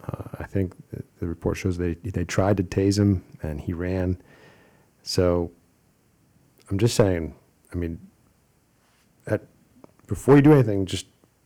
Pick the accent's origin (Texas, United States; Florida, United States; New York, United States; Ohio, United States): Ohio, United States; Akron, my home state of Ohio